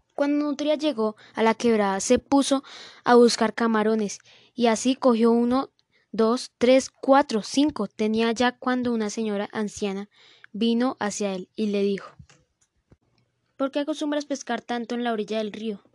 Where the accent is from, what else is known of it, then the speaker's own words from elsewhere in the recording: Colombia; en el norte de nuestro país, Colombia